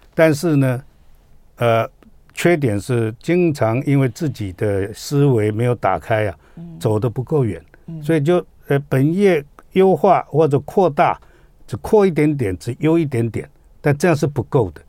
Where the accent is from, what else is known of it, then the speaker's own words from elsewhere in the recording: Taiwan; 我们台湾人